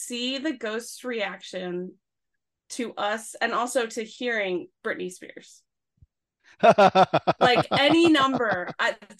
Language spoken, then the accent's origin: English; the Poconos, Pennsylvania, United States; moved away; I'm from the woods. I'm from the Poconos originally.